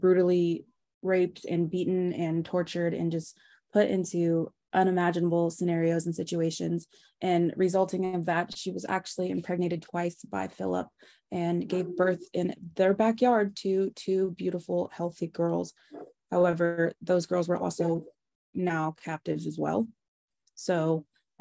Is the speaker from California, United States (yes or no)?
yes; Bay Area, California, United States; me and my sister, Becca, we grew up in the Bay Area